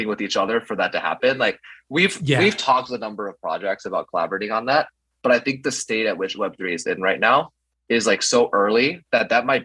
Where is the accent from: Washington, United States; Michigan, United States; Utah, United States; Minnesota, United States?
Minnesota, United States; I'm from Minnesota.